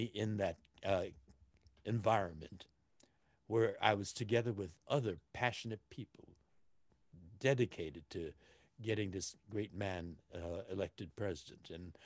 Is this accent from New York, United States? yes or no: no; Los Angeles, California, United States; I was born here in Los Angeles